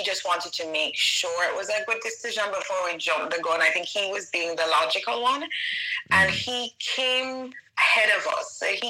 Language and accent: English; Jamaica; moved away; I honestly, my mind, maybe if you ask me, my answer would be different 5 years ago when I was there, but I love Jamaica.